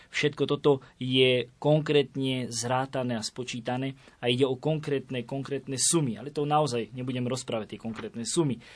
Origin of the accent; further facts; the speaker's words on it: Bijacovce, Prešov Region, Slovakia; now in Bratislava, Slovakia; odkiaľ pochádzam z Biacovi, lebo tam je veľká slávnosť, patron kostola všetkých svetých v Biacovciach. Takže veľmi, veľmi si to uctievame v našej farnosti